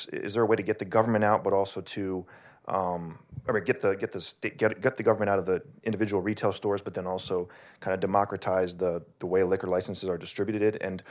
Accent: Maryland, United States; I'm from the People's Republic of Montgomery County, where we have state-run or county-run liquor stores.

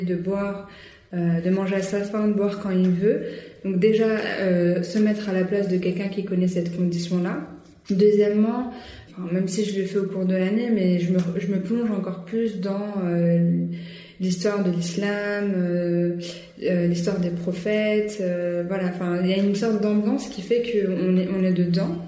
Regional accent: France; on est française, on est né en France

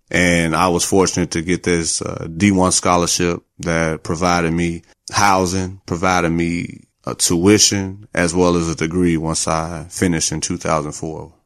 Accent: Gary, Indiana, United States; moved away as an adult; also born or lived in Corpus Christi, Texas; now in Houston, United States; Born and raised in Gary, Indiana, where it's, uh, below zero right now

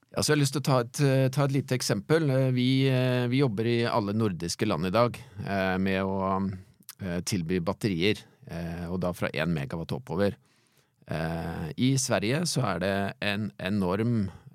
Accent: Halden, Østfold, Norway; now in Fredrikstad, Norway; Jeg vokste opp jeg er gjort i Halden, men jeg bor i, bor i Fredrikstad, da.

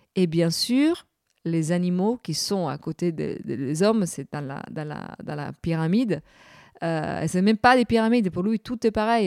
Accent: Cagliari, Sardinia, Italy; French is a second language; now in Paris, France; de Cagliari, de, la ville d'où je suis née, en Sardaigne

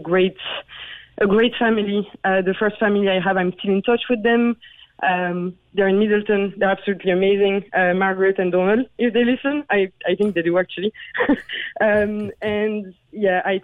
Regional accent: south of France, France; moved away as an adult; also born or lived in Paris; now in Cork, Ireland; I was born in Paris. And then I moved to the south of France with my parents

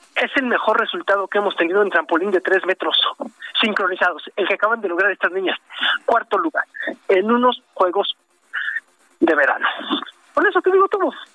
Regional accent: Mexico; así somos los mexicanos

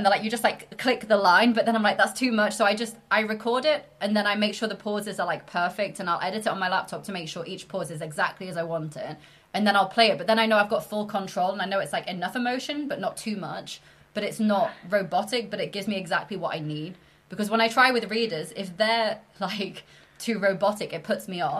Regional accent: York, Yorkshire and the Humber, United Kingdom; I'm originally from York. I don't have the accent. My parents have very strong northern accents.

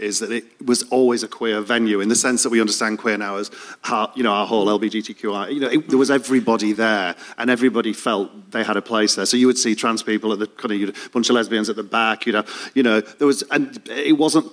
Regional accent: Leeds, Yorkshire and the Humber, United Kingdom; moved away as an adult; now in London, United Kingdom; I came from Leeds

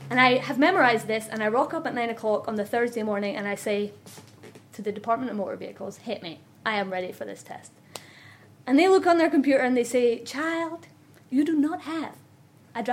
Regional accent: Scotland, United Kingdom; accent: Scottish; moved away as an adult; I'm Scottish

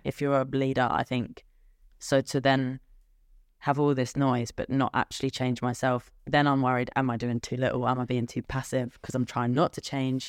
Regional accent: England, United Kingdom; I'm typically English.

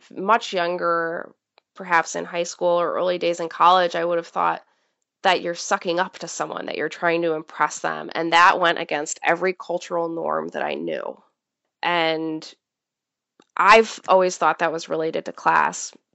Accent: Midwest, United States; the area that I grew up in in the Midwest

